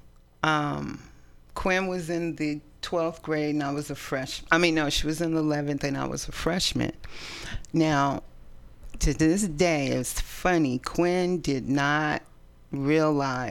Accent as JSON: {"language": "English", "town": "East Palo Alto", "region": "California", "country": "United States", "tie": "born or raised there", "also_born_or_lived": "San Francisco, United States", "lives_now": "Oakland, United States", "said": "We grew up in East Palo Alto"}